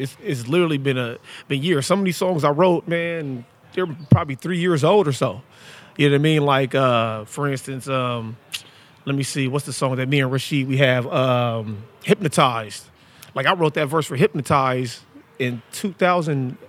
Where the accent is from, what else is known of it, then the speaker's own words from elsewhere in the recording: Portland, Oregon, United States; I'm from Portland, Oregon